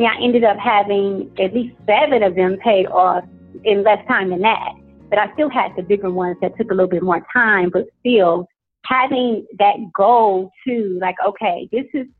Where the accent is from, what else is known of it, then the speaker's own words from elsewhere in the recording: Cleveland, Ohio, United States; moved away as an adult; also born or lived in Atlanta; I am originally from Cleveland, Ohio